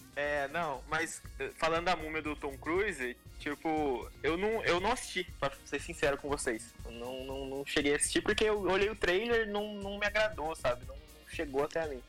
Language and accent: Portuguese; Taubaté, São Paulo, Brazil; a gente tá aqui, a gente é de Taubaté